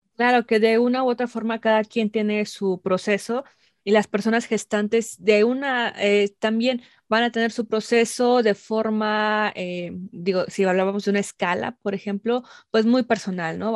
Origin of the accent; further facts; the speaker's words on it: Mexico; nos han formado como mexicanas, como mexicanos